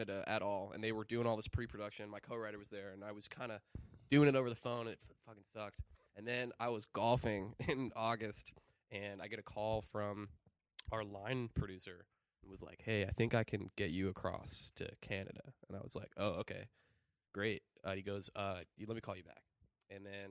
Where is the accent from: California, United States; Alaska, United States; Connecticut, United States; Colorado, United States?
Colorado, United States; I'm from Colorado.